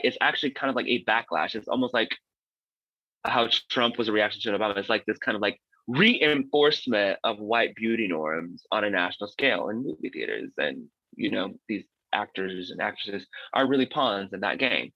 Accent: Missouri, United States; moved away; I'm from Missouri

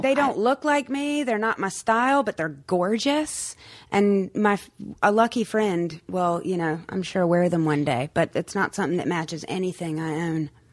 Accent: North Carolina, United States; also born or lived in Morehead City, North Carolina; now in Los Angeles, United States; I'd go home. I'd go back to North Carolina

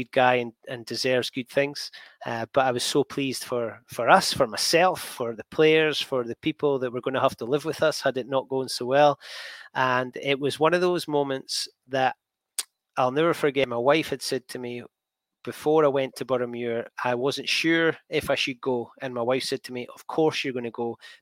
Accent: Scotland, United Kingdom; I'm Scottish.

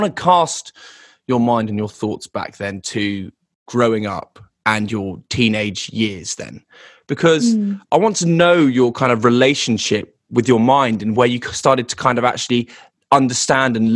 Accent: the home counties of England, South East England, United Kingdom; also born or lived in London; I was born in London and raised in kind of the home counties of England

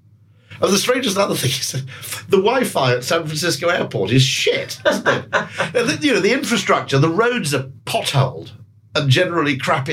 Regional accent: United Kingdom; as a Brit

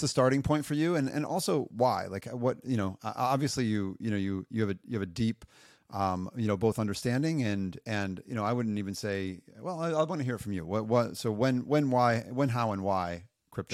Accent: United States; moved away as an adult; now in France; I'm an American. I moved to Europe a long time ago.

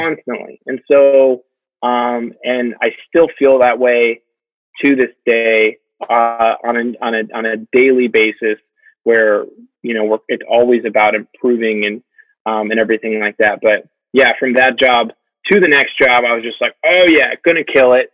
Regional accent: United States; as an American

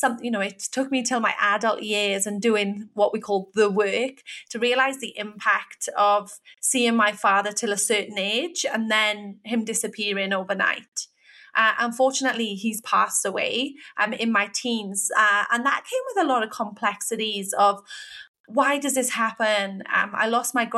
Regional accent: Wales, United Kingdom; moved away; I'm from the UK. I'm from Wales

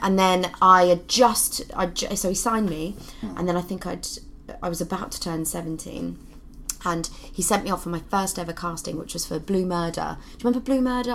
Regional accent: Luton, East of England, United Kingdom; I was born in Luton

